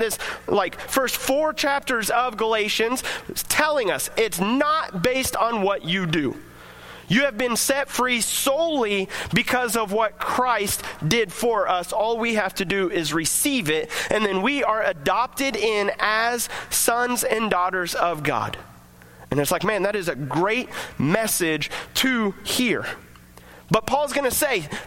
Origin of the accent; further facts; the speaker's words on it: United States; we get to celebrate our freedom as American citizens